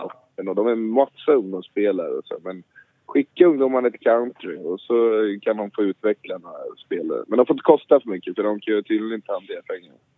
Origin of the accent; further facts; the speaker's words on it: Gothenburg, Västra Götaland, Sweden; moved away; Jag är hemma i Göteborg